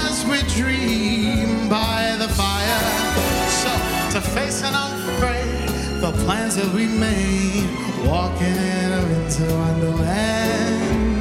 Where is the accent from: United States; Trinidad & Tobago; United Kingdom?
Trinidad & Tobago; moved away; I'm from Trinidad